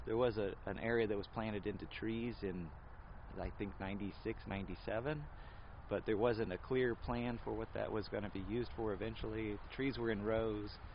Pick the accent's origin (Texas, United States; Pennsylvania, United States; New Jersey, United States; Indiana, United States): Indiana, United States; Anderson; I grew up in Anderson